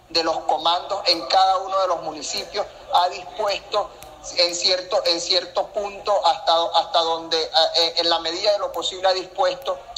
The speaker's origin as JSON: {"language": "Spanish", "region": "eastern Venezuela", "country": "Venezuela", "tie": "born there", "said": "yo que soy nacido en Oriente, en Azar"}